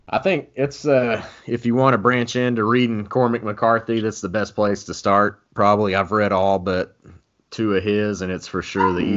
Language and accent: English; Texas, United States; I'm from Texas, still reside in Texas.